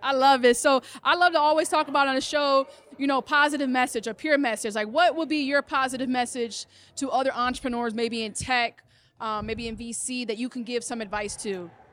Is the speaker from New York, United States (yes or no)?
no; Cleveland, Ohio, United States; I'm from Cleveland